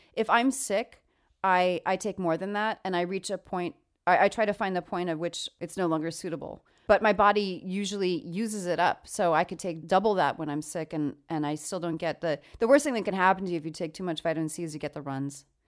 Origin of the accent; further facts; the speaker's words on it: New York, United States; now in California, United States; I'm actually from New York